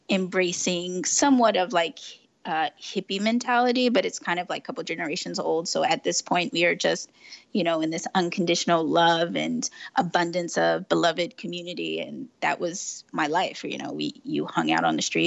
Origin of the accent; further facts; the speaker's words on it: San Francisco, California, United States; I am born and raised San Francisco.